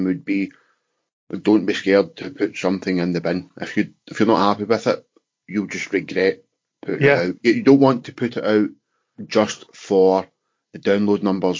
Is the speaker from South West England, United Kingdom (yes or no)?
no; Glasgow, Scotland, United Kingdom; I'm from Glasgow